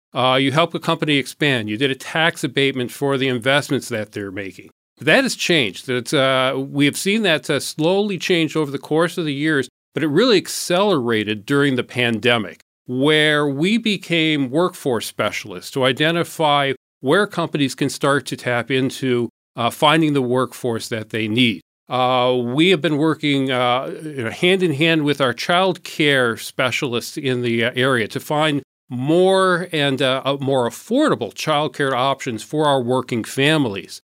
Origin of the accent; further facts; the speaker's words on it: Port Huron, Michigan, United States; moved away as an adult; also born or lived in Saginaw, Michigan / Washington, D.C.; I was born in Saginaw. Our family moved to Port Huron when I was quite young, so I grew up here in, uh, Port Huron